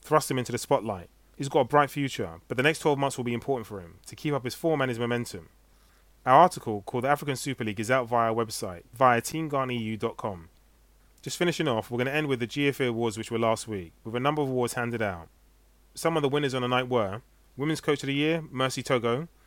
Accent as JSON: {"language": "English", "region": "London", "country": "United Kingdom", "tie": "born or raised there", "said": "Being British-born from London"}